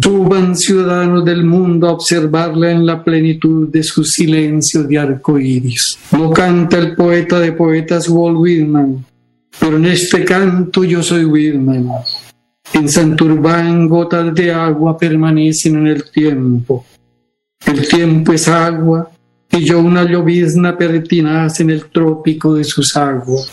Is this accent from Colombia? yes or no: yes; Bucaramanga, Santander, Colombia; Yo nací en Bucaramanga